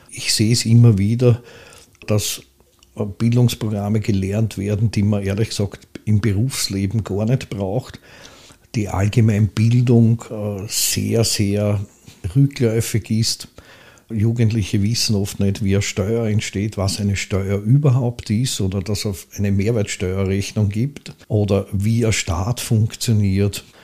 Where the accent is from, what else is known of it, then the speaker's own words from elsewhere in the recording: Pressbaum, Lower Austria, Austria; ich bin aufgewachsen in Pressbaum, habe dann eine Zeit in der Blasmusikkapelle auf der Hochstraße gespielt